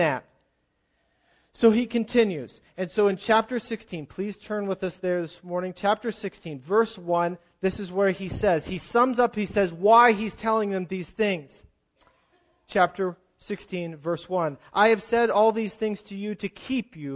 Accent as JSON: {"language": "English", "region": "Virginia", "country": "United States", "tie": "born or raised there", "moved": "yes", "lives_now": "Pennsylvania, United States", "said": "I grew up in Virginia"}